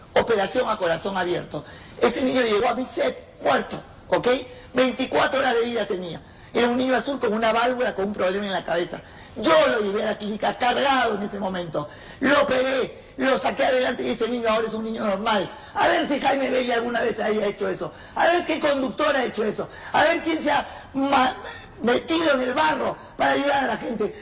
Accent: Peru; moved away as an adult; now in Mexico

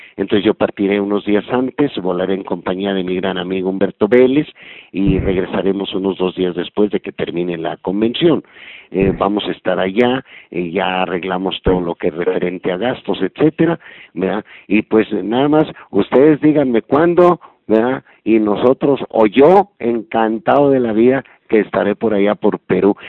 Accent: Mexico; En México, en mi país

